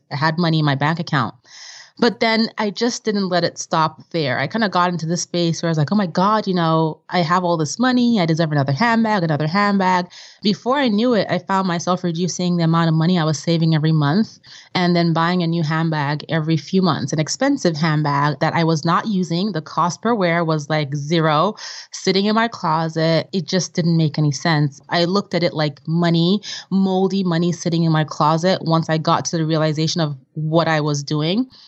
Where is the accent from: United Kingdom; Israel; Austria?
Austria; Vienna; also born or lived in Nigeria; growing up in Vienna and in Nigeria, there was nothing like a credit card at the time. You know, everything was cash based.